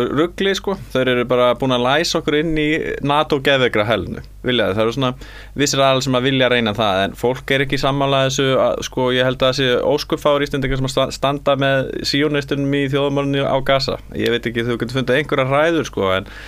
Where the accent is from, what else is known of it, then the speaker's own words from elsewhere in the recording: Iceland; við erum sko Íslandingar